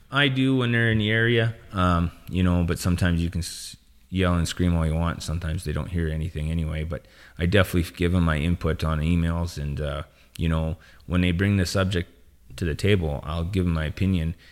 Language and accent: English; northern Saskatchewan, Canada; born and bred in Saskatchewan. It's always been home.